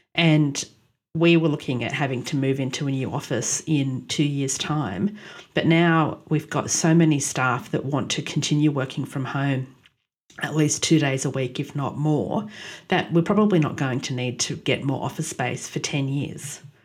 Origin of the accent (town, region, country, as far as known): Australia; born or raised there; also born or lived in Ottawa, Canada